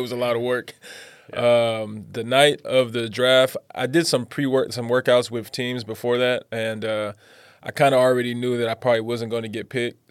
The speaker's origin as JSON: {"language": "English", "town": "Pomona", "region": "California", "country": "United States", "tie": "born or raised there", "moved": "as an adult", "lives_now": "Taiwan", "said": "it was rough growing up in Pomona"}